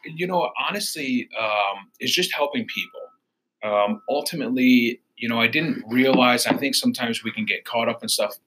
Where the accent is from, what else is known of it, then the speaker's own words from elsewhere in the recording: Royal Oak, Michigan, United States; now in Warren, United States; We live in Warren. I'm originally from Royal Oak, Michigan